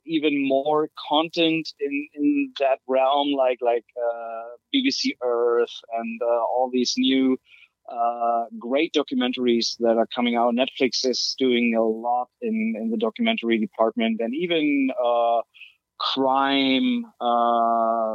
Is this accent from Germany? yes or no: yes; Germany; moved away as an adult; now in California, United States; I'm from Germany originally. I moved to California in April last year